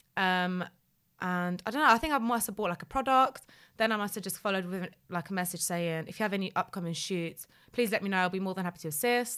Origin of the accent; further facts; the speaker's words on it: London, United Kingdom; also born or lived in Poland / Leicester; I'm from North London